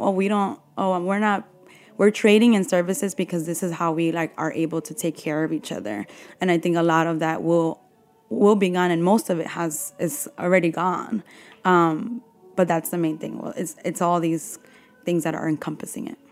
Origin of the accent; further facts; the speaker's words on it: New York City, New York, United States; I grew up in Bushwick